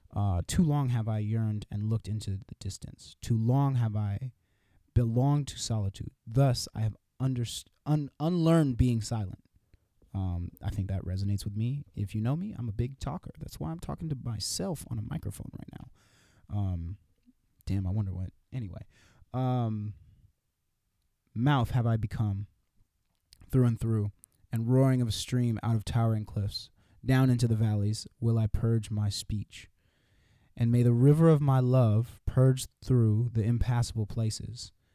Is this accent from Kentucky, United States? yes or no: no; California, United States; I'm from California